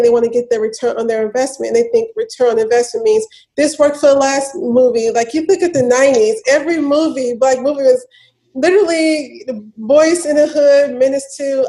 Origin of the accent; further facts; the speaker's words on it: Memphis, Tennessee, United States; I grew up in Memphis, born and raised